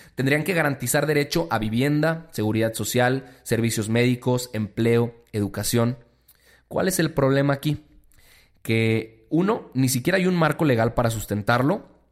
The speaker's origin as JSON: {"language": "Spanish", "country": "Mexico", "said": "como mexicanos"}